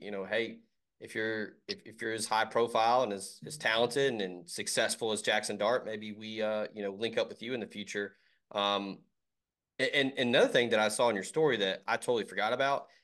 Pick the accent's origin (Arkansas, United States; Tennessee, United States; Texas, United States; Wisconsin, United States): Tennessee, United States; Memphis; I'm originally from Memphis and went to Ole Miss